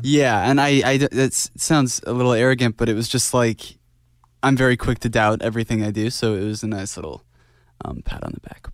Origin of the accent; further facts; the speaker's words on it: Idaho, United States; Growing up in Idaho, everything was very quiet